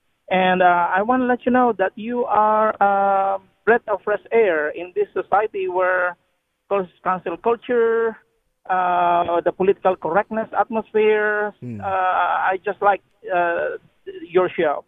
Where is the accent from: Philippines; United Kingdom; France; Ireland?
Philippines; now in Texas, United States; I am originally from the Philippines. I've been here 33 years in the United States.